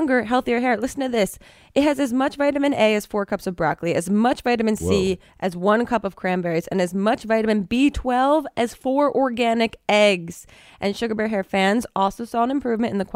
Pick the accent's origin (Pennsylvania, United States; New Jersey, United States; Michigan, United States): New Jersey, United States; Woodbury Heights; moved away; I grew up in Woolbury Heights.